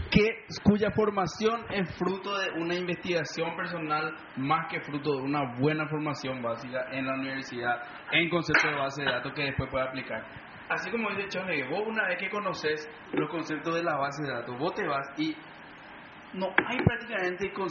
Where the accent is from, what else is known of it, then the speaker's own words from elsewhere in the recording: Paraguay; no creo que nada me haga más orgulloso como paraguayo